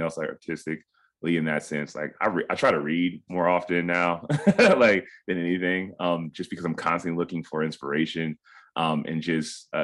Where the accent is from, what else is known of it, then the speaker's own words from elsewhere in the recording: Cincinnati, Ohio, United States; we were raised in a pretty small kind of tightly knit Ghanaian community in Cincinnati, Ohio